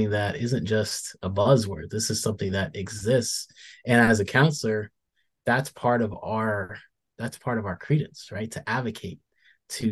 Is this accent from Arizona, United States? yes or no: yes; Arizona, United States; also born or lived in Winston-Salem, North Carolina; now in Washington, United States; growing up in Arizona